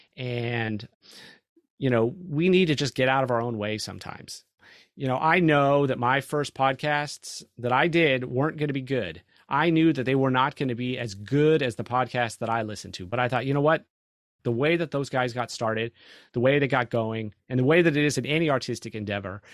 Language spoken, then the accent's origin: English; California, United States; now in Texas, United States; I'm from California.